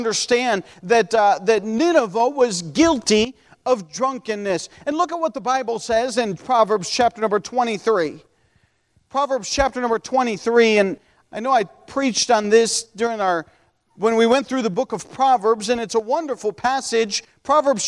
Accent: United States

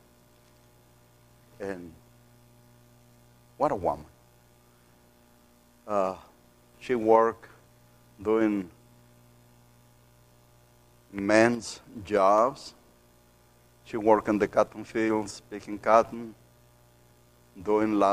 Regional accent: Matamoros, Tamaulipas, Mexico; English is a second language; I grew up in Mexico

